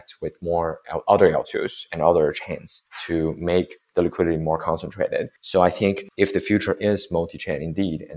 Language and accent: English; Beijing, China; I'm from Beijing